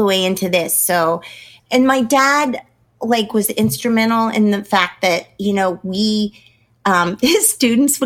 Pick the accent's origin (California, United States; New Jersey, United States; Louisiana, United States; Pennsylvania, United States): California, United States; Pleasant Hill; moved away as an adult; I grew up in Pleasant Hill, California